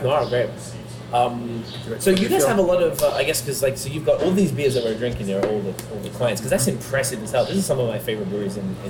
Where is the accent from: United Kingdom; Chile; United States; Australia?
Australia; now in Canada; I'm from Australia.